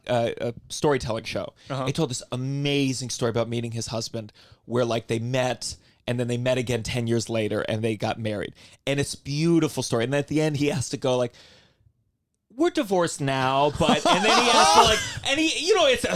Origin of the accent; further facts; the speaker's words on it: Potomac, Maryland, United States; And I grew up in Maryland, Potomac, Maryland.